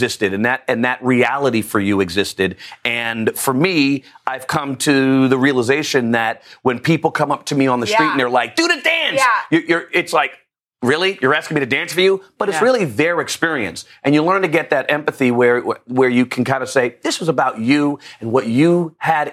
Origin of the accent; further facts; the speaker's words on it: New York City, New York, United States; moved away; also born or lived in Trinidad (ancestry); I grew up in the Bronx